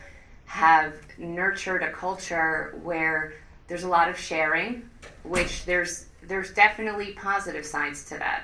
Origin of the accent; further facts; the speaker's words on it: Five Towns, New York, United States; growing up in the Five Towns, we had a takeout place called Mazon